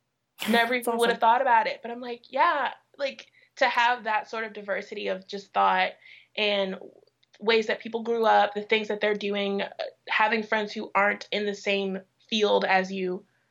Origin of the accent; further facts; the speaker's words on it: Midwest, United States; How has it been having friends who grew up in the American South when I grew up in the Midwest?